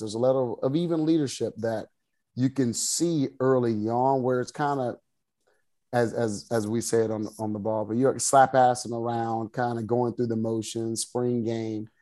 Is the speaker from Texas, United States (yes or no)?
yes; Waco, Texas, United States; I grew up in the Waco area